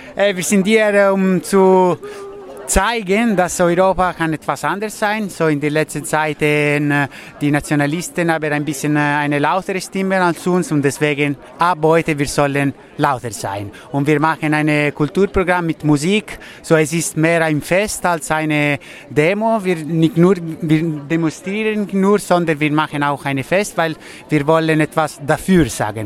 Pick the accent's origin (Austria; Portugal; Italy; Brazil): Italy; German is a second language; now in Germany; ich bin Italiener auch